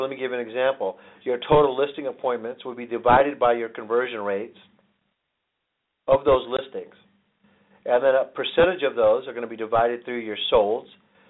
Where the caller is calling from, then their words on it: Phoenix, Arizona, United States; I'm calling out from Phoenix today